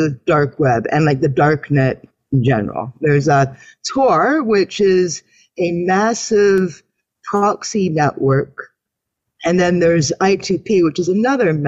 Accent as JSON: {"language": "English", "country": "Canada", "said": "I'm a Canadian woman."}